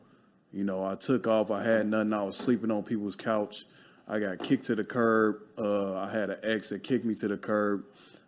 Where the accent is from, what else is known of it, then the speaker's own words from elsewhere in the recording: Chicago, Illinois, United States; now in Los Angeles, United States; I grew up in Chicago. Poverty, all you knew was the hustle